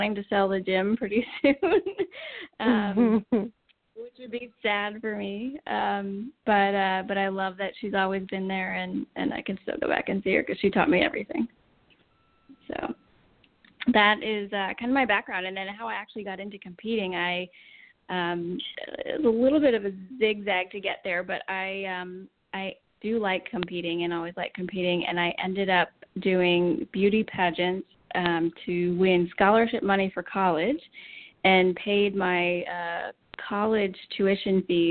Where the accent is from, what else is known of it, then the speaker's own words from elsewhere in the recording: Pennsylvania, United States; now in Texas, United States; I grew up in a small town in Pennsylvania